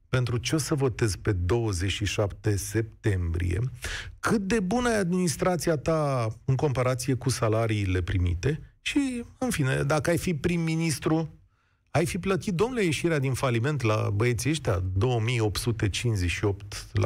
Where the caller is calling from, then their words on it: Bucharest, Romania; Bună ziua, din București. … am 33 de ani.